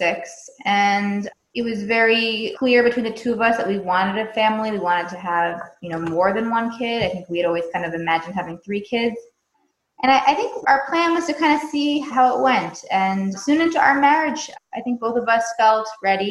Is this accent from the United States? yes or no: yes; York, Maine, United States; moved away as an adult; also born or lived in Israel; now in Los Angeles, United States; I'm originally from a small town in Maine called York. I grew up there